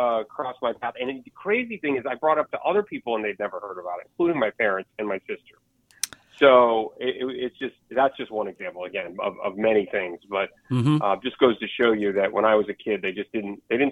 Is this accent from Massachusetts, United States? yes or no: yes; Harwich, Massachusetts, United States; moved away as an adult; also born or lived in Buffalo; now in Florida, United States; I grew up in Harwich. I moved there when I was 7 years old, and that's my hometown, and I went to high school there